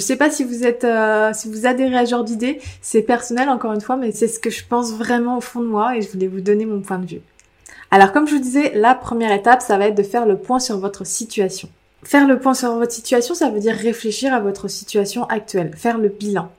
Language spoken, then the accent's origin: French; Île d'Oléron, Nouvelle-Aquitaine, France; moved away; je viens de l'île de Léron, donc je peux vous dire que j'étais entourée de gens très pragmatiques pendant toute ma jeunesse